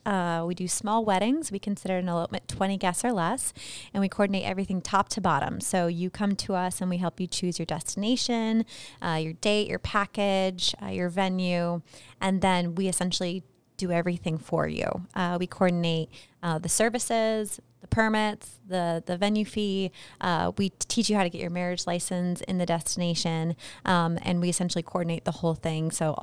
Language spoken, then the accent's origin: English; Boise, Idaho, United States; Yeah, I was born and raised in Boise.